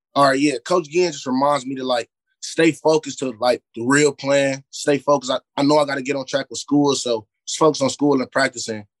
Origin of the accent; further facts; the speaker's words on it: Cleveland, Ohio, United States; also born or lived in Euclid, Ohio; I grew I grew up in Glenville. I've been playing for Glenville yeah. since I was five until I was twelve or thirteen.